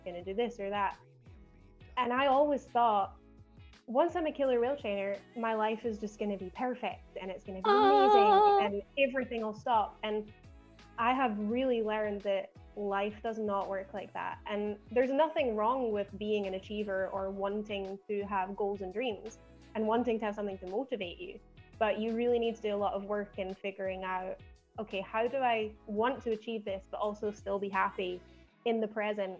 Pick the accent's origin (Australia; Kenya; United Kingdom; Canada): United Kingdom; Glasgow, Scotland; accent: Scottish; I am, as you might be able to tell from my accent, even though it's a bit dulled down, I'm originally from Glasgow in Scotland. So I'm from Outlander land.